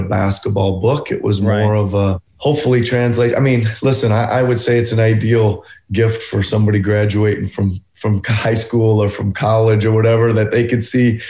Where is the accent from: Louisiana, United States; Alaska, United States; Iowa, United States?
Iowa, United States; Carroll; moved away; getting from Carroll, Iowa to becoming an NBA head coach